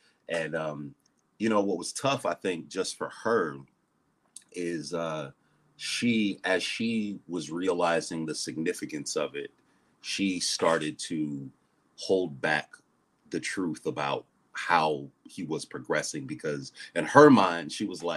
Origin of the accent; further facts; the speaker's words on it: Ohio, United States; now in Atlanta, United States; I'm originally from Ohio